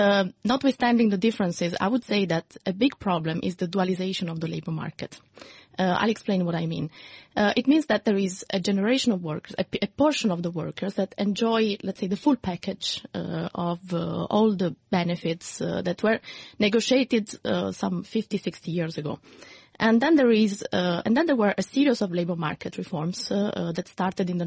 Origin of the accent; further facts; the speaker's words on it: Italy; now in Brussels, Belgium; Italy, which is my home country.